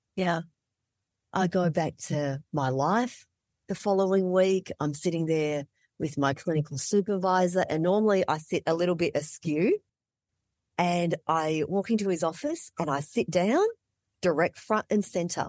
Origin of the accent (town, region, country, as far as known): Melbourne, Victoria, Australia; born or raised there; moved away as an adult; also born or lived in Vietnam / Malaysia / Indonesia; now in Alaska, United States